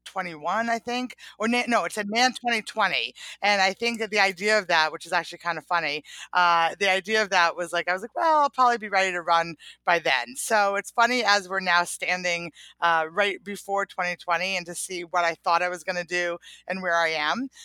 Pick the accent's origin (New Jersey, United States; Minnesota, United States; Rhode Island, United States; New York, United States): Rhode Island, United States; Providence; I grew up in Providence, Rhode Island